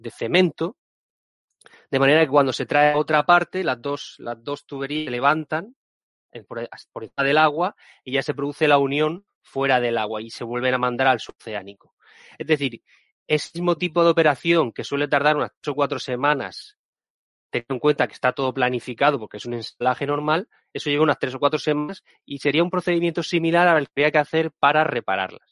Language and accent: Spanish; Region of Murcia, Spain; soy de Murcia